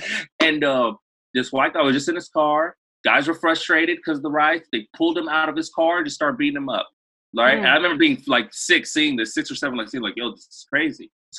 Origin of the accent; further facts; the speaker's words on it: Los Angeles, California, United States; So I was born in Los Angeles, born and raised in Los Angeles. I went back to Congo to bury my dad when I was 5, but I still speak and write like Lingala and read one of the languages, a little bit of Kikongo